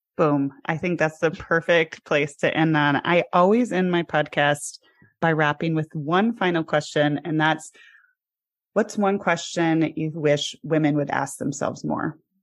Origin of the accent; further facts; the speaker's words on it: Midwest, United States; I grew up in the Midwest